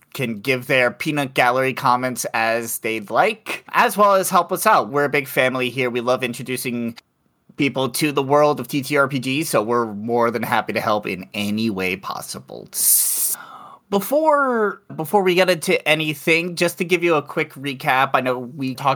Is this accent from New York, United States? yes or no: yes; New York City, New York, United States; now in Madison, United States; I currently live in Wisconsin, in Madison, Wisconsin. But I'm originally from New York City